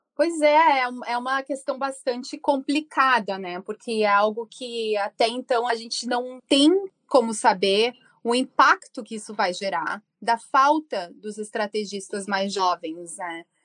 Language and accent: Portuguese; Rio Grande do Sul, Brazil; moved away as an adult; now in United States; Eu sou gaúcha, morando nos Estados Unidos há mais de 14 anos.